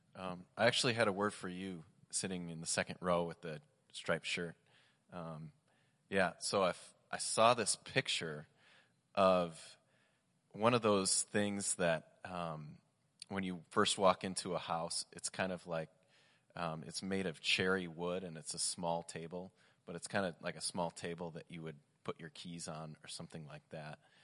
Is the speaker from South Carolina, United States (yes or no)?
no; Michigan, United States; I'm from Michigan